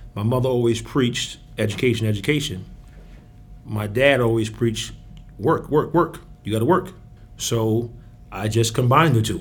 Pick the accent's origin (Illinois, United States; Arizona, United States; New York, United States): New York, United States; moved away; I'm from New York